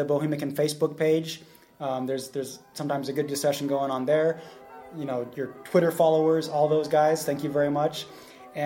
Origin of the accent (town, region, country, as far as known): Corvallis, Oregon, United States; born or raised there; moved away as an adult; now in Czech Republic